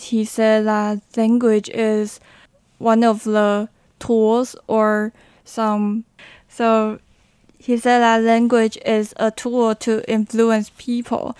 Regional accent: New Taipei City, Taiwan; English is a second language; moved away as an adult; now in Hualien, Taiwan; I hope to leave my hometown during my college years because I have spent 18 years okay. um, in New Taipei City

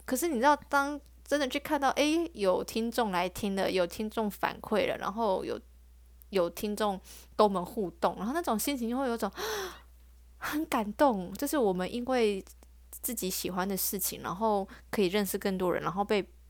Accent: Taiwan; 我是台湾的

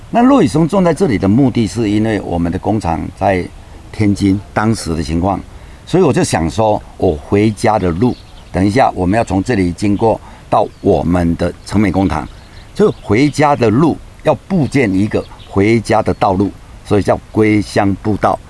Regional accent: Chengmei Cultural Park, Changhua County, Taiwan; 我们七个兄弟姐妹都在这个房间出生的。我从小就会嫖这个水

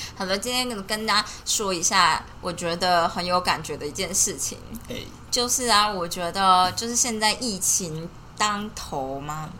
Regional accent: Taiwan; 我们就是身为台湾人

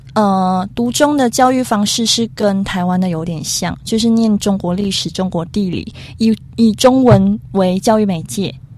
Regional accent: Malaysia; 你们听我们马来西亚人讲话，你就会觉得，诶，为什么又掺杂一点马来文，又掺杂一点英文

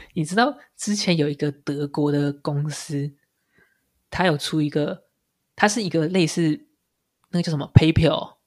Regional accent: Taiwan; 我们台湾人

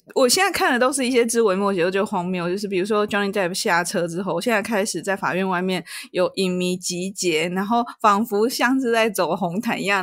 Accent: Taiwan; 我们台湾人其实都知道

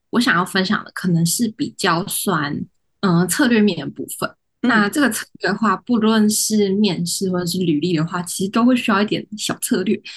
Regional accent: Taiwan; 我本身也没有国外生活的经验，我从小到大都是台湾土生土长的

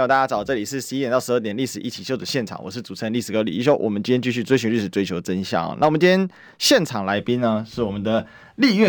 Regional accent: Kaohsiung, Taiwan; 所以我现在不是高雄市民，对，但是我现在我还我始终我就是高雄人嘛

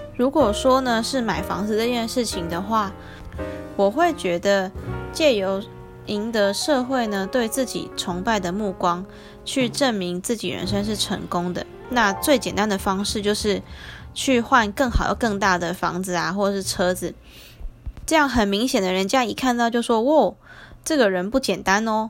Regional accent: Taiwan; accent: Taiwanese; moved away; 台湾人讲话会有一种弯腔，就他们讲说， 呃， 就是我们讲话比较爹， 然后我们会有一种独特的腔调

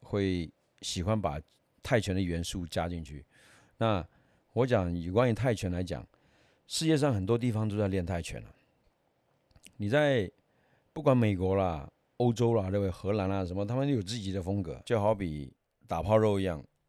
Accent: Myanmar; now in Taiwan; 我是东南亚那边来的，我不是泰国人，哦，也，也住在缅甸长大嘛，后来来到台湾以后

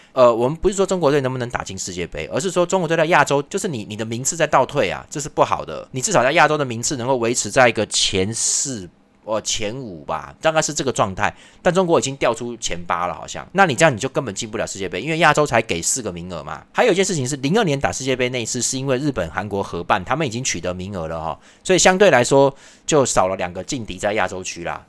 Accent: Taiwan; 我们台湾也不是靠台北活的吧

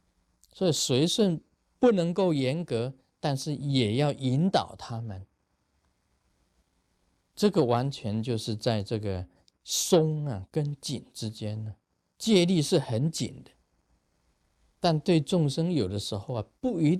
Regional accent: China; 所以我们中国人讲一句话：客随主便。

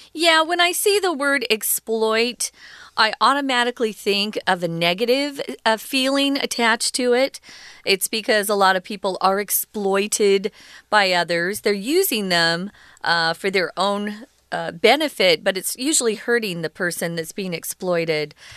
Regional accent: Arizona, United States; born or raised there

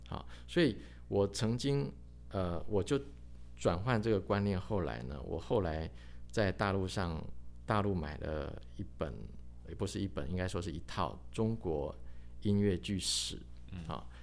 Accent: Taiwan; 甚至于他把这个我们台湾人

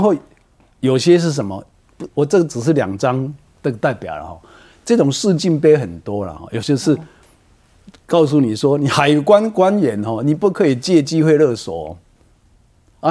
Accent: Madou, Tainan, Taiwan; 我的故乡麻豆

